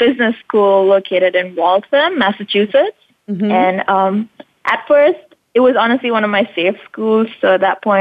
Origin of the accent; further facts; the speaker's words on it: Mumbai, Maharashtra, India; moved away as an adult; now in United States; I was born and raised in India, Mumbai. So that's where I've lived all my life